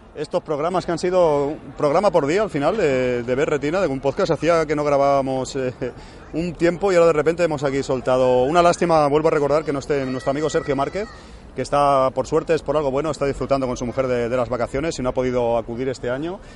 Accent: Cornellà de Llobregat, Catalonia, Spain; moved away; yo soy de Cornellá y Obregat, aunque ahora no vivo aquí del todo

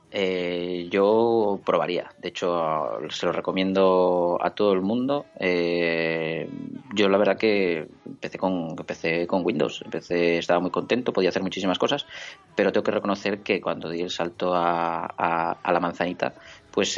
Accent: Oviedo, Asturias, Spain; also born or lived in Gijón; Nací en Oviedo

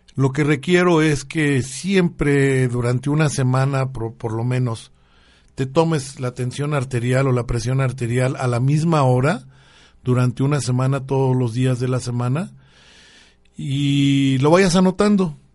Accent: Mexico

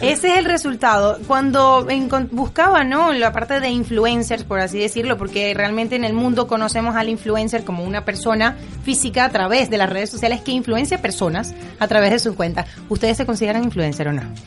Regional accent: Venezuela; yo soy venezolana

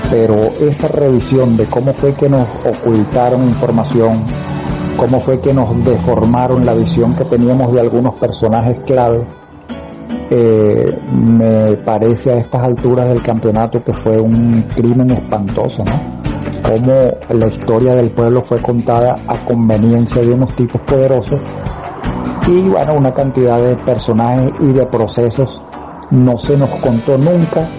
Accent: Venezuela; somos afortunados los venezolanos

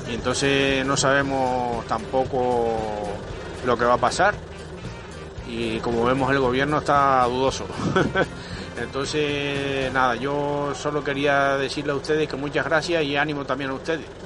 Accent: Tenerife, Canary Islands, Spain; now in Lanzarote, Spain; le llamo desde Lanzarote, pero soy de Tenerife, llevo aquí desde el 89.

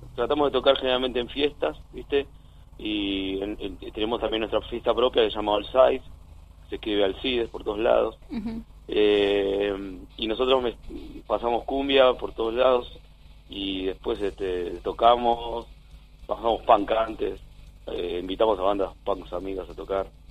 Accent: Quilmes, Buenos Aires Province, Argentina; soy de Quilmes, eh, vivo en un barrio casi media baja, así que toda mi vida este, caminando por la vereda se suena la cumbia

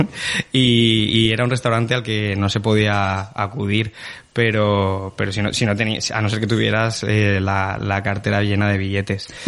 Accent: Spain; como todos los españoles

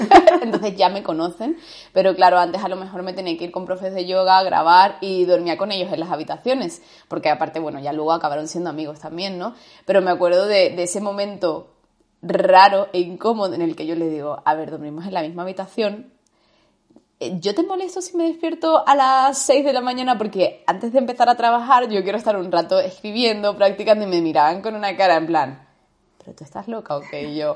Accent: Andalusia, Spain; o me daba mucha vergüenza mi acento, porque soy andaluza, aunque no se parezca que soy andaluza

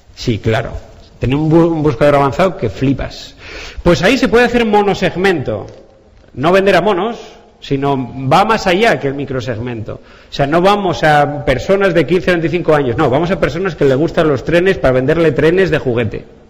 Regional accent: Asturias, Spain; yo soy asturiano

